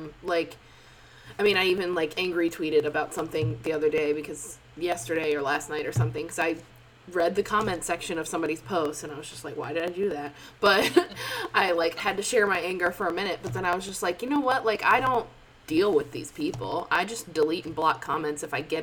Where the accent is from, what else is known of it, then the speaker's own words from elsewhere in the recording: Florida, United States; I'm from Florida.